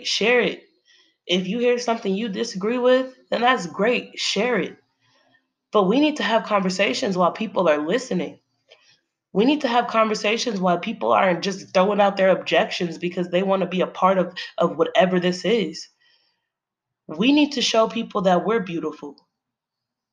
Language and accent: English; United States; I'm an American. I was raised here, born and raised